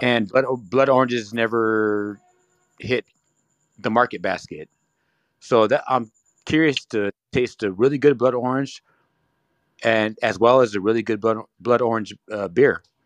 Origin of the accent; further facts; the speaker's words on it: California, United States; also born or lived in Ontario, California; I'm from California